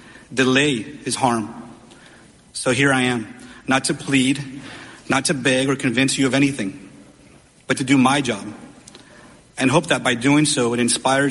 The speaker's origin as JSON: {"language": "English", "town": "Uvalde", "region": "Texas", "country": "United States", "tie": "born or raised there", "said": "my hometown of Uvalde"}